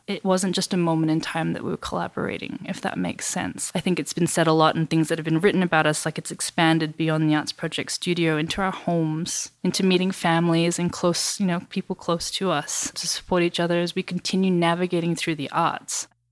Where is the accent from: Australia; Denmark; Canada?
Australia; Perth, Western Australia; first language English; So I'm originally from Western Australia. Grew up in Perth in the 90s